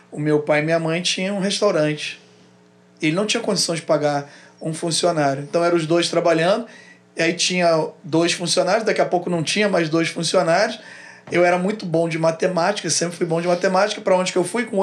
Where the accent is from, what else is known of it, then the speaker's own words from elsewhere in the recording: Rio Grande do Sul, Brazil; also born or lived in Rio de Janeiro; Só que aí eu vim morar no Rio de Janeiro. Saí do Rio Grande do Sul e vim morar no Rio de Janeiro. Com 16 anos, eu voltei a morar no Rio Grande do Sul mais dois anos e pouco.